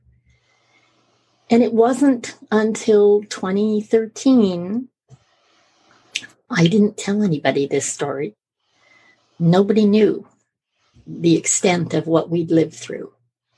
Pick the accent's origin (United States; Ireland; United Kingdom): United Kingdom; Edinburgh, Scotland; moved away; also born or lived in Canada; And we're both from Edinburgh.